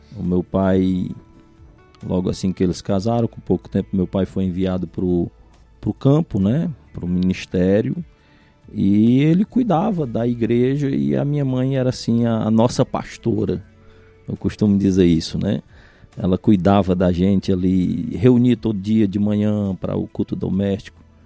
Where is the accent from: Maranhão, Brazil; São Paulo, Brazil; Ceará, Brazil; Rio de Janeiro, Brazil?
Ceará, Brazil; Cariré; also born or lived in São Benedito / Carnaubal; Eu sou natural de São Benedito. Quando nasci, meu pai morava em Carnaubal, era pastor no Carnaubal. Uhum. E é, com cinco anos de idade aproximadamente, que a gente chegou no, no, no Cariré